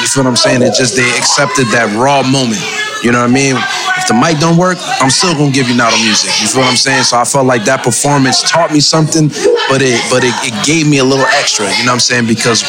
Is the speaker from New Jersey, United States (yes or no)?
yes; New Jersey, United States; also born or lived in Louisiana; I was born in Louisiana, but raised in Jersey, man.